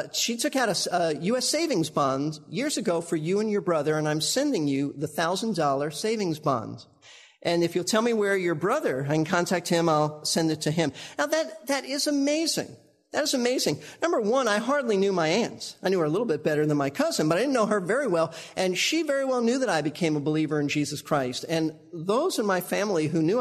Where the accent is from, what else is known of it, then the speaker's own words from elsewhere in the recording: New York City, New York, United States; Karen and I grew up in New York